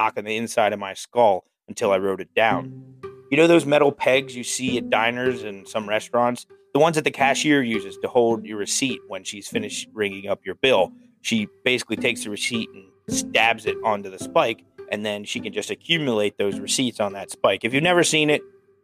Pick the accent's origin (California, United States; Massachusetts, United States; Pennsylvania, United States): Pennsylvania, United States; South Central; now in Pittsburgh, United States; where I grew up in South Central Pennsylvania